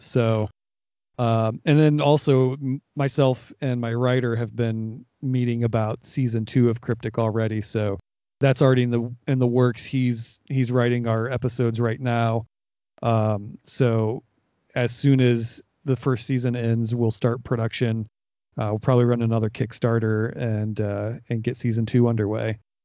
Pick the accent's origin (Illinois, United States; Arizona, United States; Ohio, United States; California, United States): Ohio, United States; Northeast; I was born in in Northeast Ohio